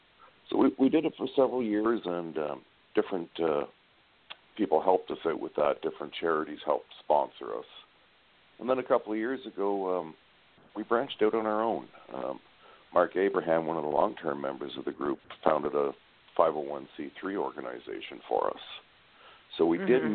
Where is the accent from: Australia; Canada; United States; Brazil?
Canada; I live in Canada. I'm a Canadian member of the group